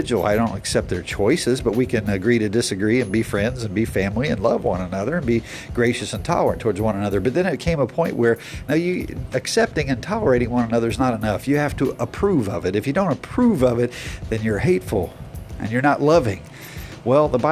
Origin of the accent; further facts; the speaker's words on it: United States; as an American